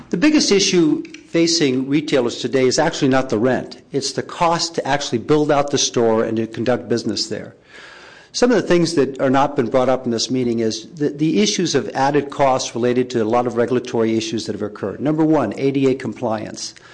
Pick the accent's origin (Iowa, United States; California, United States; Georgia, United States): California, United States; San Francisco; I'm also a local San Franciscan born and raised in the Sunset District, and I'm now old enough to remember when there was five grocery stores within three blocks between 32nd and 28th Avenue.